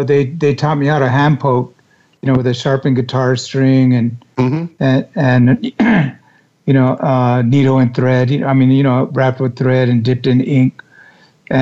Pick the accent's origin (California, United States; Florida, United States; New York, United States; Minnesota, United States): California, United States; Los Angeles; I grew up in East LA, you know, area